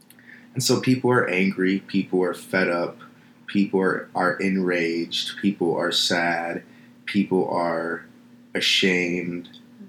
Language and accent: English; Midwest, United States; also born or lived in Los Angeles, United States; having such a multicultural background, also growing up in the Midwest, traveling out here to LA, living in LA for 10 years